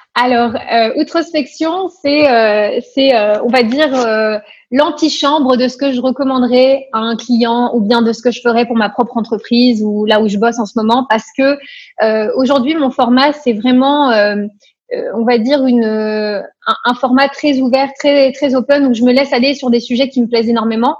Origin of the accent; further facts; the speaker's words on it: Paris, Île-de-France, France; moved away as an adult; also born or lived in Nancy; now in Luxembourg; Je suis expatriée au Luxembourg depuis bientôt cinq ans, mais à l'origine je viens de Paris